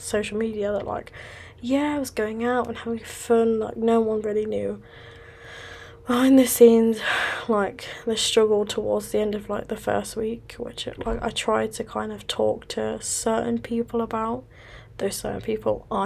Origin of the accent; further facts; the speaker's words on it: West Midlands, United Kingdom; moved away as an adult; now in Manchester, United Kingdom; I have now moved from my hometown in West Midlands to Manchester, which is up the north of England